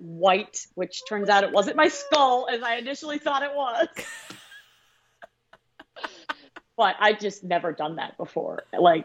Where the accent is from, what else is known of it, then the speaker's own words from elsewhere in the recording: Jacksonville Beach, Florida, United States; moved away as an adult; also born or lived in Ohio; when I was really young, I grew up in Jacksonville Beach.